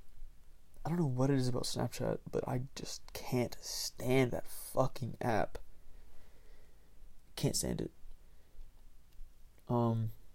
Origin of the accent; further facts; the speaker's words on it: Marietta, Georgia, United States; I'm from Marietta, Georgia.